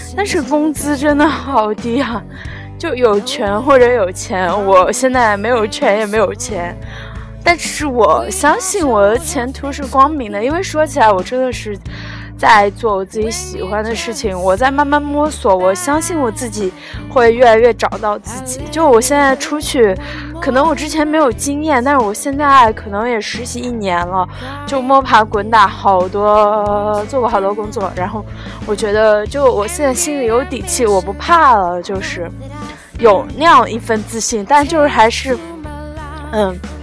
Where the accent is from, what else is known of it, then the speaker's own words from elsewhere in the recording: Luoyang, Henan, China; 我是来自美丽的兰花城和南洛阳